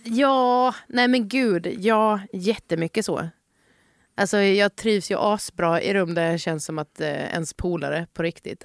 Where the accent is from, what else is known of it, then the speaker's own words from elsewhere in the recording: Halmstad, Halland County, Sweden; moved away; also born or lived in Malmö; under min uppväxt i Halmstad